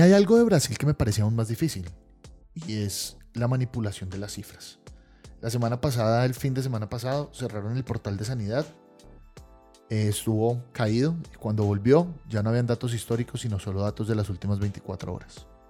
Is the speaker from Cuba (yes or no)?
no; Colombia; como colombiano